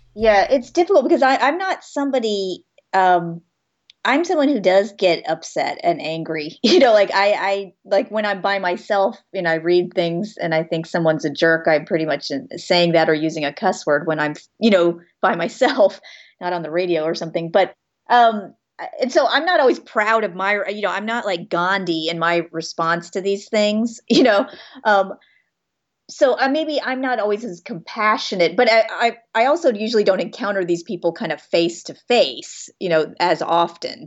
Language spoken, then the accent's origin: English; Florida, United States; growing up in Florida